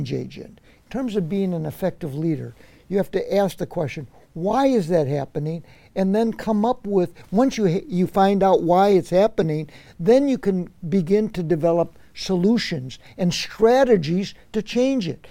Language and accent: English; Chicago, Illinois, United States; now in California, United States; I'm from Chicago.